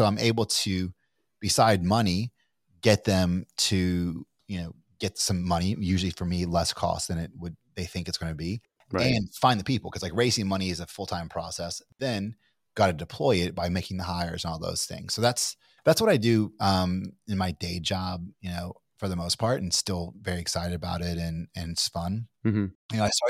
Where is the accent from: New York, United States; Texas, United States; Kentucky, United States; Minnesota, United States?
Kentucky, United States; I'm from Kentucky, but I don't think I sound like I'm from Kentucky.